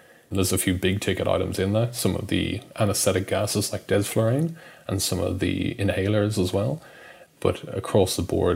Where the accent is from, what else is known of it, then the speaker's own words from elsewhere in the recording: Dublin, Leinster, Ireland; moved away as an adult; also born or lived in Perth / Sydney / Brisbane; now in Melbourne, Australia; I'm Irish. I grew up in Dublin, went to medical school there and came out here to Australia, to Perth actually, in 2009